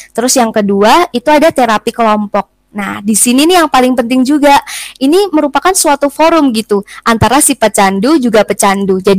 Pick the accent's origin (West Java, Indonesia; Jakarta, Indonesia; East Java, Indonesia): East Java, Indonesia; Malang; Cuman aku lebih taunya tuh dari itu sih dari berita-berita yang memang ada di kota aku gitu. Apalagi di kota Malang.